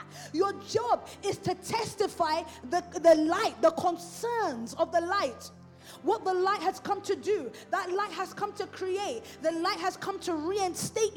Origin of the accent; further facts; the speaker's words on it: London, United Kingdom; I'm from Islington